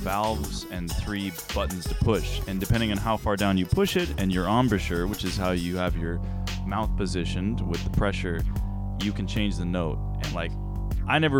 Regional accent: San Jose, California, United States; moved away; San Jose, California

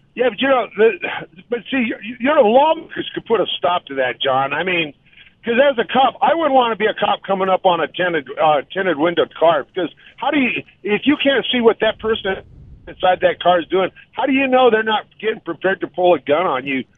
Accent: Colorado, United States; growing up in Colorado

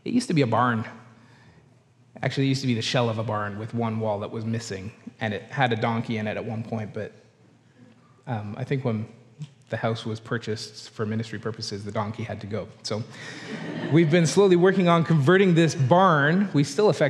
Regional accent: Canada; accent: Canadian; we're from Canada

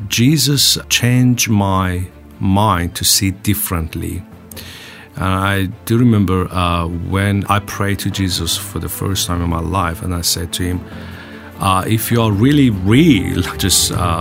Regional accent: Isfahan, Iran; English is a second language; So I was born in Iran, Isfahan, and also I was born in a Muslim family, Shia Muslim family, and I brought up in Islamic Shia tradition.

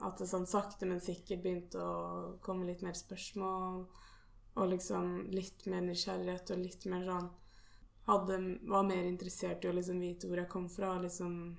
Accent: Norway; mine foreldre er jo her hjemme i Norge

